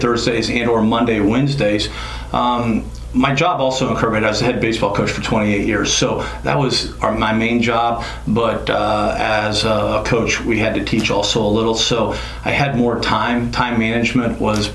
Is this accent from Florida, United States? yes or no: no; Decatur, Illinois, United States; I was born in Decatur, Illinois. I am a small town kid. I graduated from Argenta Oriana High School, which is northwest in between Decatur and Monticello